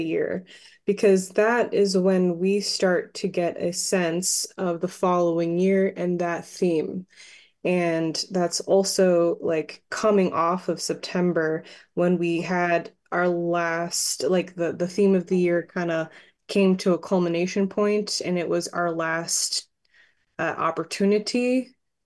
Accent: Long Island, New York, United States; also born or lived in Fire Island; now in California, United States; where I'm from on Long Island

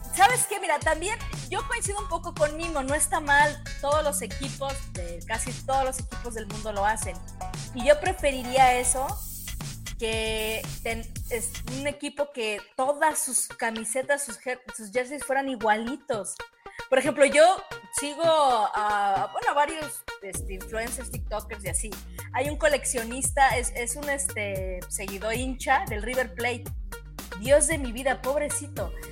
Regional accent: Xalapa, Veracruz, Mexico; yo no soy chilanga, yo soy de Veracruz, soy de Jalapa

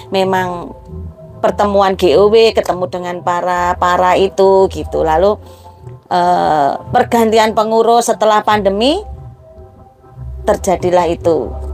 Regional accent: Jumapolo, Central Java, Indonesia; moved away; also born or lived in Serang; saya asli Jumapolo, tetapi saya merantau ke Serang, lalu kemudian pulang ke Jumapolo lagi tahun 2017

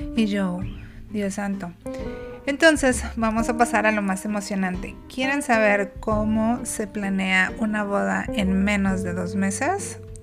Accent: Mexico; nosotros como mexicanos

